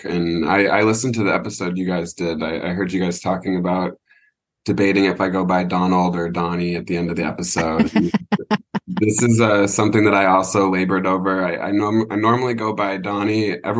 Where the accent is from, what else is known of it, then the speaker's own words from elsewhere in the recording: Portland, Oregon, United States; I'm from Portland, Oregon. So we're the land of the serial killer up there in the Pacific Northwest.